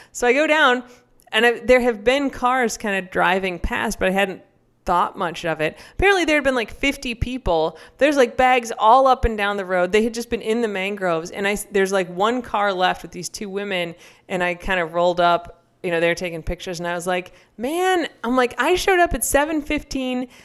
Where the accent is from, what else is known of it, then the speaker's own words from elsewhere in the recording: United States; an American growing up